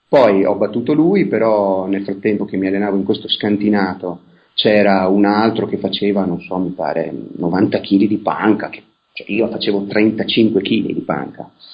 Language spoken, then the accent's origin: Italian; province of Vicenza, Veneto, Italy; io sono nato nel millenovecentosessantaquattro in provincia di Vicenza